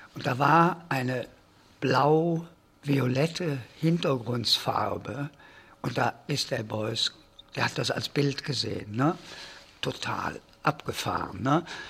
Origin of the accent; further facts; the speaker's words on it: Cologne, North Rhine-Westphalia, Germany; moved away as an adult; also born or lived in Silesia / Canada / United States; Ich bin in Schlesien auf der Schneekoppe zur Welt gekommen, bin aber gleich als Babykind schon hier nach Köln gekommen